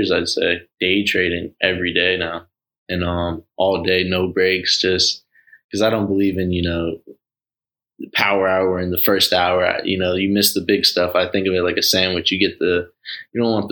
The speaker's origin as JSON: {"language": "English", "region": "Florida", "country": "United States", "said": "I'm from Florida"}